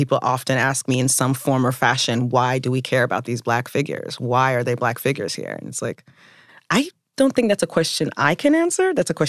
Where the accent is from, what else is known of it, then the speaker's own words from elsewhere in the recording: the South, United States; I was also from the South.